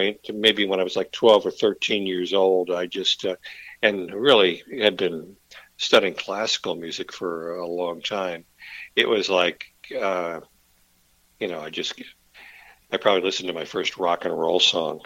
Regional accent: Virginia Beach, Virginia, United States; moved away as an adult; now in Frederick County, Maryland, United States; I was from Virginia Beach

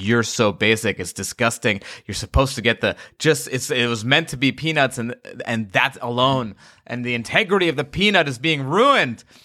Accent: Long Island, New York, United States; I grew up in Long Island

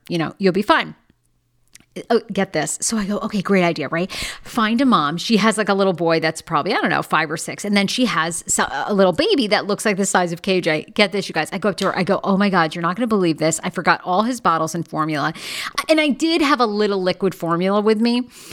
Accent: United States; being an American

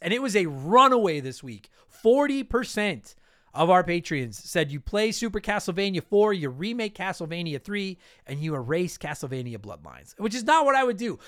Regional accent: Canada; I am a Canadian

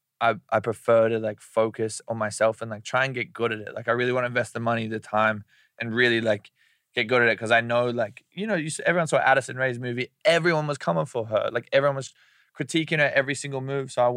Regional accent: Brisbane, Queensland, Australia; moved away; he's from the same place in Australia that I'm from

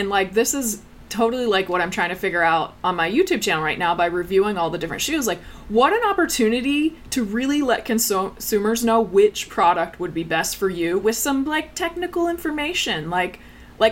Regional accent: Pennsylvania, United States; I grew up in Pennsylvania, small town in Pennsylvania

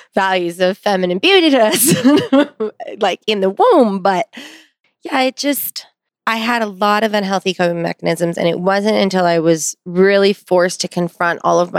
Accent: Pasadena, California, United States; I grew up in Pasadena, right outside

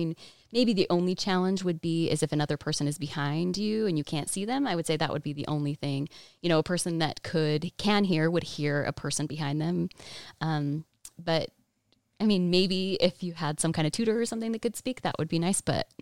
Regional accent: Framingham, Massachusetts, United States; born there; Well, I was born in Massachusetts, Framingham. Lived there for about 7 years.

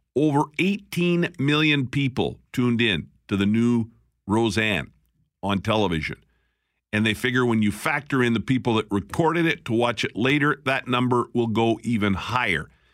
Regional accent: Alberta, Canada; now in Winnipeg, Canada; I'm from Alberta.

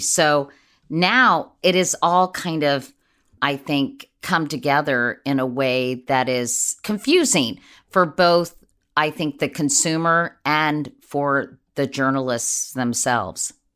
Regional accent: Washington, District of Columbia, United States; growing up in Washington, D C, or at least in the D C area

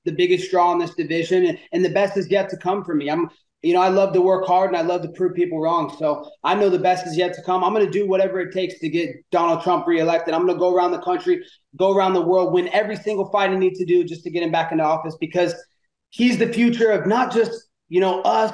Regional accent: Thurston, Oregon, United States; moved away as an adult; now in Florida, United States; originally I'm from Thurston, Oregon. It's like a little small suburb right next to University of Oregon in Eugene, Oregon. So small town country farm type living

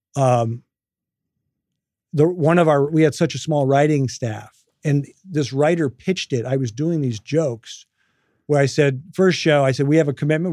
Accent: Midwest, United States; moved away as an adult; also born or lived in New Jersey / San Francisco; I grew up in the Midwest

